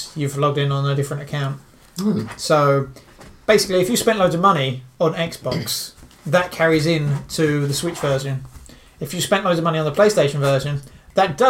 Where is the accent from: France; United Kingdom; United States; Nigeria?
United Kingdom; I'm British